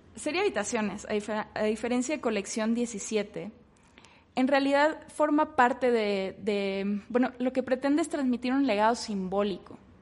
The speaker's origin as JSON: {"language": "Spanish", "town": "Ciudad Victoria", "region": "Tamaulipas", "country": "Mexico", "moved": "as an adult", "said": "yo soy de Ciudad Victoria, Tamaulipas"}